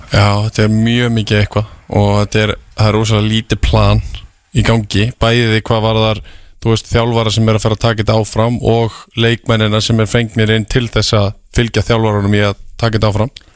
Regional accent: Iceland; ég er frá Íslandi

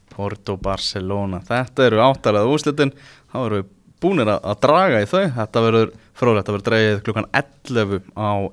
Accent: Iceland; við erum náttúrulega Íslandingar

